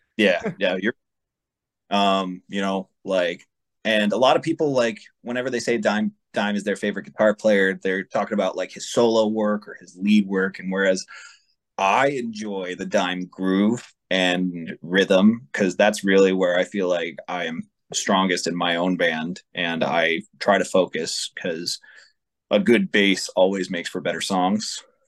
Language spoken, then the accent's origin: English; Las Vegas, Nevada, United States; I've lived other places, but I am born and raised here. Went to high school here.